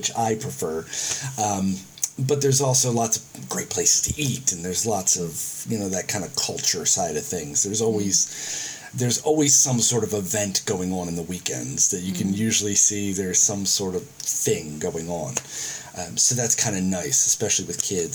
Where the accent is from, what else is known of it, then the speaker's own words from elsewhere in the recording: United States; now in Auckland, New Zealand; As an American